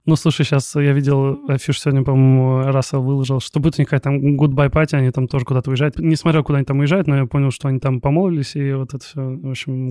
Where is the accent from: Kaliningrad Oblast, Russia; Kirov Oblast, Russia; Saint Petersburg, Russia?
Kaliningrad Oblast, Russia; Kaliningrad; я из Калининграда, и э, у нас, э, не скажу, что прям какая-то большая там местная инди-сцена